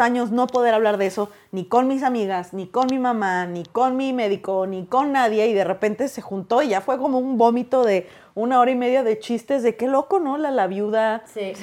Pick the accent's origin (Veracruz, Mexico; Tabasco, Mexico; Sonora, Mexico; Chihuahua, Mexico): Sonora, Mexico; Hermosillo; moved away as an adult; now in Mexico City, Mexico; soy de Hermosillo, Sonora